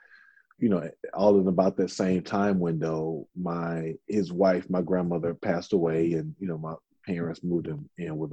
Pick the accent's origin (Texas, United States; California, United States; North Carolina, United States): Texas, United States; Houston; also born or lived in North Louisiana; I was born in a very small town in North Louisiana, but I grew up really here in Houston.